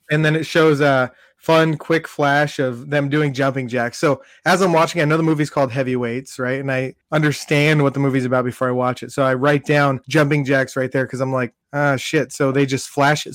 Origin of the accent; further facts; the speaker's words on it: Southern California, United States; I grew up in Southern California, so everything was outdoors